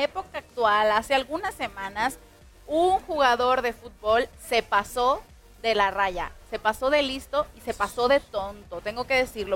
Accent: Jalisco, Mexico; estamos en Jalisco, mi tierra preciosa

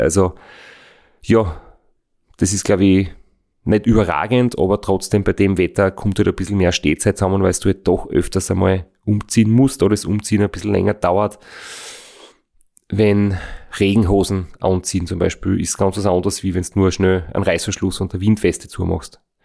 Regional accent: Austria; wir sind jetzt in Österreich geboren, leben in Österreich

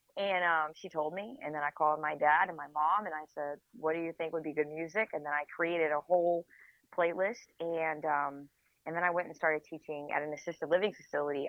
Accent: United States; I'm from the United States

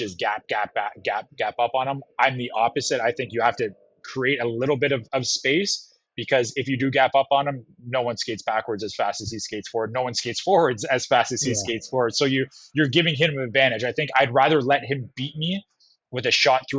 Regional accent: Canada; moved away as an adult; also born or lived in New York; I didn't grow up with that, being Canadian

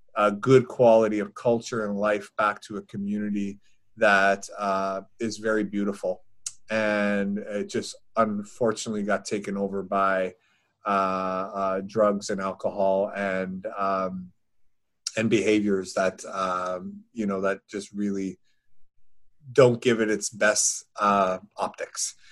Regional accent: Newfoundland and Labrador, Canada; moved away; my hometown, my home community in Newfoundland

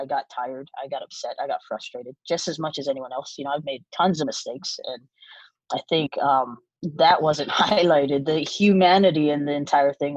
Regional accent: Hawaii, United States; I was born and raised in Hawaii

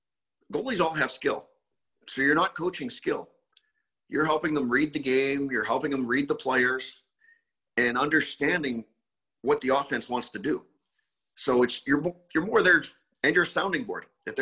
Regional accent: Canada; Growing up in Canada, probably not as much as some of the guys that played in the States.

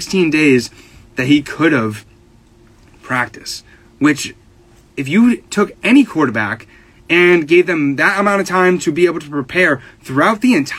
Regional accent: New England, United States; I'm from New England and grew up with it.

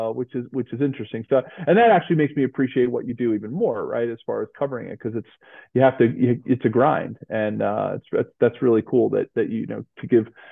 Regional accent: Philadelphia, Pennsylvania, United States; My hometown of Philly

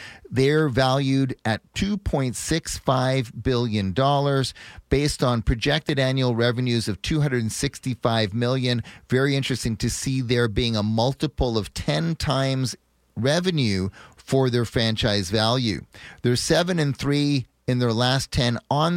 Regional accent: Montreal, Quebec, Canada; growing up on the West Island of Montreal

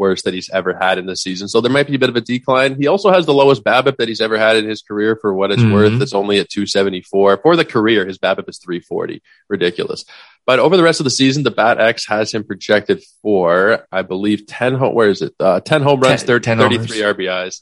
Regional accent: Toronto, Ontario, Canada; I'm Canadian, Paul. You know I'm from Toronto

